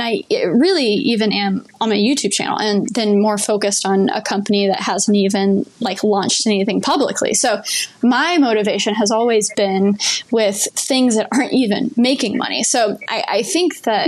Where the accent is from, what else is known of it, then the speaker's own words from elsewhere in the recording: Dallas, Texas, United States; I'm from Dallas